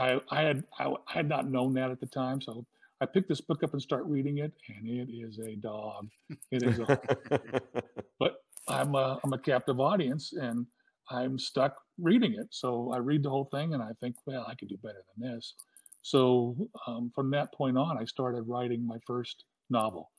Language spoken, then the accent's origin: English; Southern California, United States; also born or lived in Hawaii; I'm from Southern California